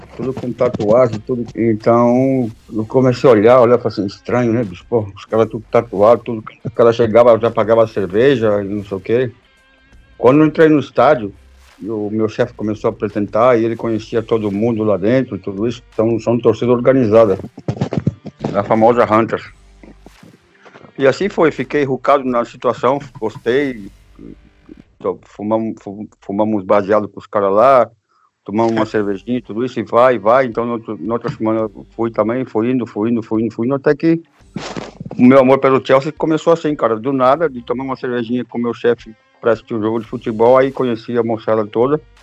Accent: São Paulo, Brazil; moved away as an adult; also born or lived in Pouso Alegre, Minas Gerais; now in England, United Kingdom; Eu sou de São Paulo por morar em Pouso Alegre, em Minas Gerais

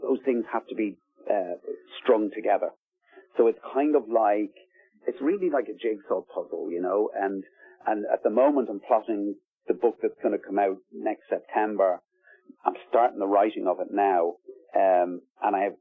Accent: Ballybrack, County Dublin, Ireland; South Dublin, where I grew up in Ballybrack

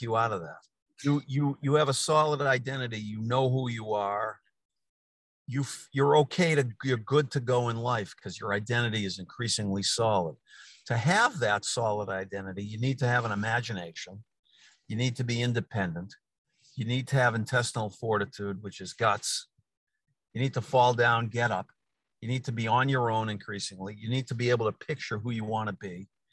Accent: Newton, Massachusetts, United States; I happen to be sitting in Newton, Mass, in my hometown

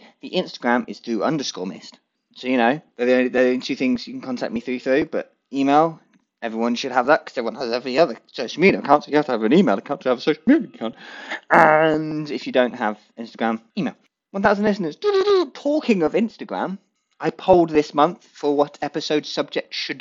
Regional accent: England, United Kingdom; I'm English

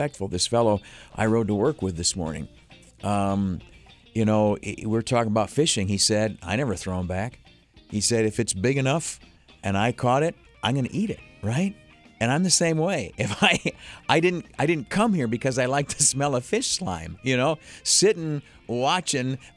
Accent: Canisteo, New York, United States; where I grew up down in Canastillo

